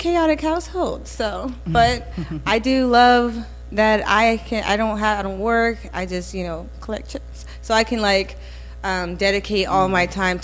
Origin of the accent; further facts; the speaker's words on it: Jacksonville, Florida, United States; moved away as an adult; also born or lived in Germany; I'm from Jacksonville, Florida